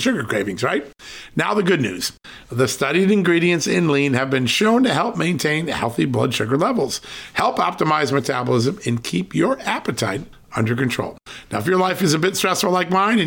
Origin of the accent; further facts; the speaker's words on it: Virginia, United States; Virginia, who's in my home state